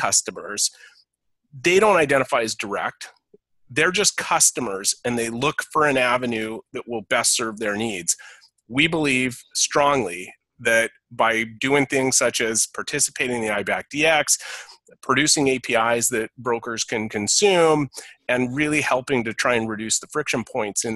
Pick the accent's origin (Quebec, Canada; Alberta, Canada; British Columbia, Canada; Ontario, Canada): British Columbia, Canada; Vancouver; moved away as an adult; now in Winnipeg, Canada; born and raised in the Vancouver area, moved to Winnipeg